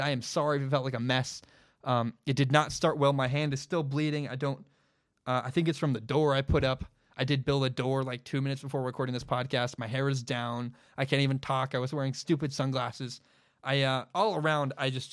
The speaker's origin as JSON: {"language": "English", "town": "Portland", "region": "Oregon", "country": "United States", "tie": "born or raised there", "said": "I'm, I'm a Portland guy, I grew up in Portland my whole life."}